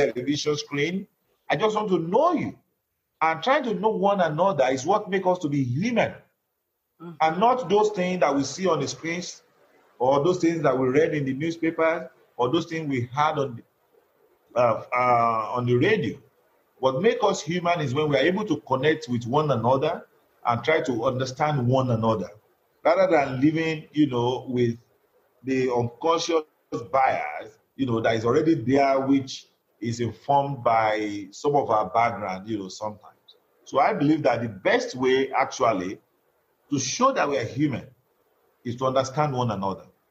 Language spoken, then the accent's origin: English; Nigeria; moved away